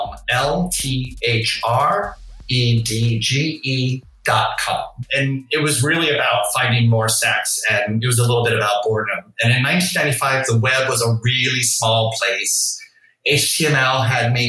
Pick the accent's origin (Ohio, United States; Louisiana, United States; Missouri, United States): Louisiana, United States; New Orleans; I grew up in New Orleans